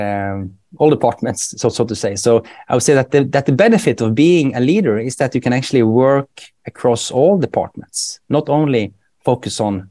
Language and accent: English; Bergen, Vestland, Norway; accent: Bergen dialect; first language Norwegian; English is a second language; moved away as an adult; now in Sweden; I'm from Bergen